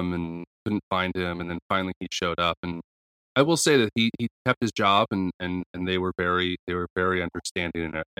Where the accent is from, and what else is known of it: United States